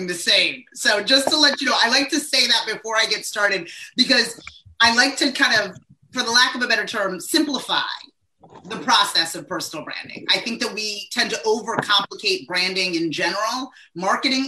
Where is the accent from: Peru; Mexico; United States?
United States; East Coast; now in Southern New Jersey, United States; I'm from the East Coast.